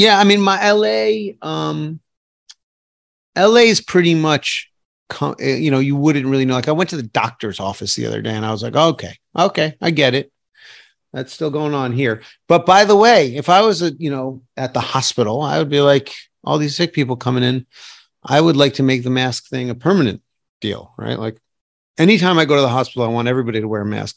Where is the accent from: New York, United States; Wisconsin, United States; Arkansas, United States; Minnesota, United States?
New York, United States; New York City; I grew up in New York City